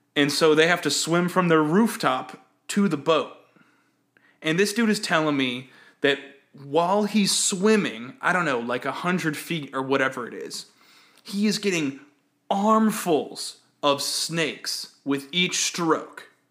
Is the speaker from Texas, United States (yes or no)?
yes; Texas, United States; when I was growing up in Texas